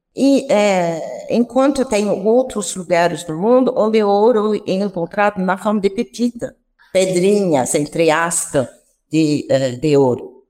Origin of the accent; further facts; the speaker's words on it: France; accent: French; Portuguese is a second language; moved away as an adult; also born or lived in Piracicaba, Brazil; now in Brazil; eu tenho uma ponta de sotaque que vem da França, onde eu nasci, onde eu é, fiz todo o meu percurso universitário até o meu doutorado